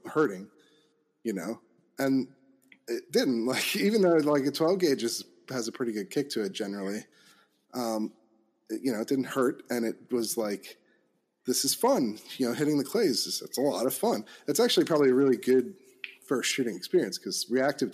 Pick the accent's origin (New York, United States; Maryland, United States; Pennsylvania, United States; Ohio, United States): Pennsylvania, United States; Chester County; moved away as an adult; also born or lived in Washington, D.C.; I grew up in Pennsylvania, Chester County